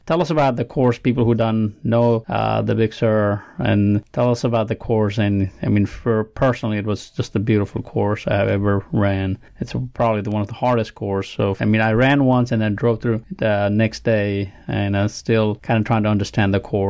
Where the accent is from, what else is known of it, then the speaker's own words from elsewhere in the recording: Nepal; now in Alabama, United States; I'm from Nepal